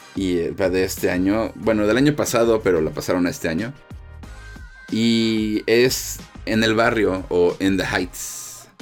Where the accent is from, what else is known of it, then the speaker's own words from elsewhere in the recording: Mexico; soy de México